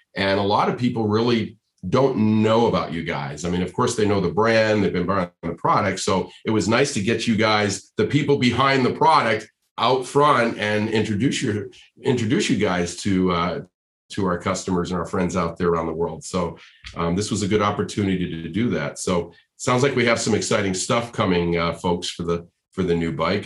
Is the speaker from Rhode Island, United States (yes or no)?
yes; Rhode Island, United States; now in California, United States; I grew up in Rhode Island. I'm a New England. I'm a New England boy, right? I mean, I grew up in Rhode Island, but I've been in California for a long time now